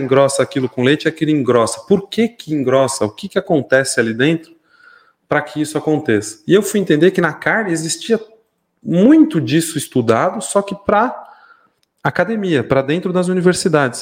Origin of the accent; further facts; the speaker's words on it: São Paulo, Brazil; moved away as an adult; now in Mairinque, Brazil; eu sou nascido, criado em São Paulo, é, ali no bairro da Lapa.